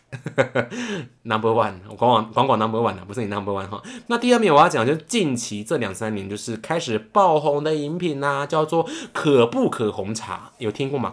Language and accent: Chinese; Taichung, Taiwan; 就是在台中逢甲的正门口，没有夜配哦，可是也是从小喝到大，有一家印度拉茶啦